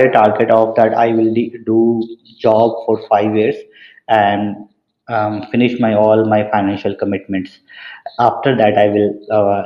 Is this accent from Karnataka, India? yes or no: no; Patna, Bihar, India; moved away as an adult; also born or lived in Purnia, India / Dhanbad, India / Ahmedabad, India; I belong to Bihar. My hometown is Purnia. However, I have switched a lot between Purnia and Patna, between the houses of my grandparents. And I did my schooling in Patna